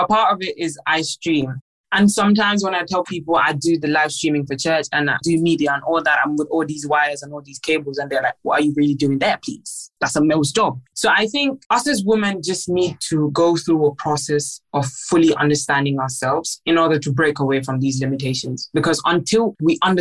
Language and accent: English; Gambia; I'm half Nigerian, I'm half Gambian.